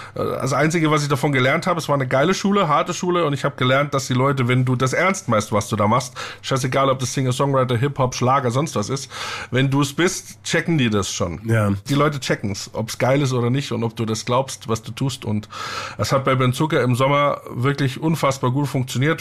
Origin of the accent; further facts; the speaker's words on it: southeastern Upper Bavaria, Germany; Ich komme ja aus dem Südostoberbayern